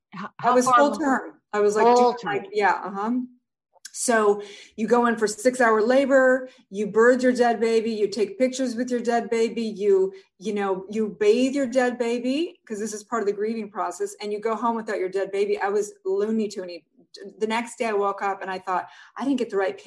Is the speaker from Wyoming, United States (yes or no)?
no; Santa Barbara, California, United States; moved away as an adult; also born or lived in Utah; I grew up in Santa Barbara.